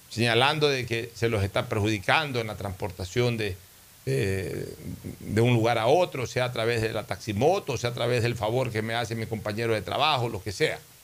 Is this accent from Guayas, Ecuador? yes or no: yes; Guayaquil, Guayas, Ecuador; yo soy un guayaquileño criado al calor del puerto